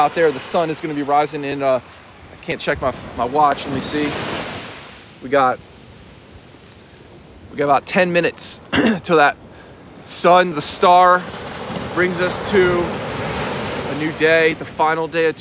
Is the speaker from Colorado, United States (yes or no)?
no; Washington, District of Columbia, United States; moved away as an adult; now in Wilmington, United States; I'm from Washington, D.C. originally. Yes, guys, Washington, D.C. I grew up there